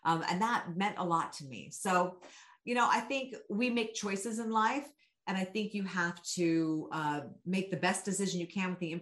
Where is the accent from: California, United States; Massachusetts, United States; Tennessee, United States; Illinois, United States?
California, United States; Sacramento; my hometown